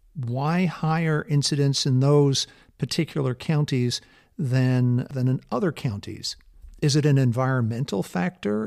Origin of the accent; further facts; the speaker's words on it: California, United States; I'm from California. I live here in California